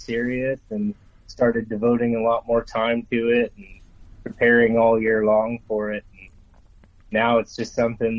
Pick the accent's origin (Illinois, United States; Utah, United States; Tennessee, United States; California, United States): Utah, United States; Salt Lake City; I'm from Salt Lake, Utah